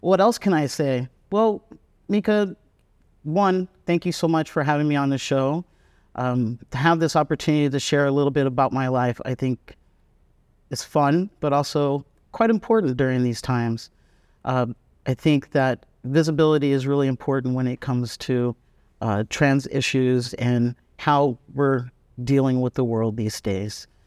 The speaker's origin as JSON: {"language": "English", "country": "United States", "also_born_or_lived": "San Francisco", "moved": "as an adult", "lives_now": "Vietnam", "said": "I'm American"}